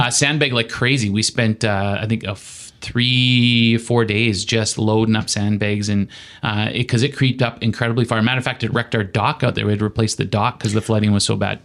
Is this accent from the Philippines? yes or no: no; Saskatchewan, Canada; moved away; Growing up in Saskatchewan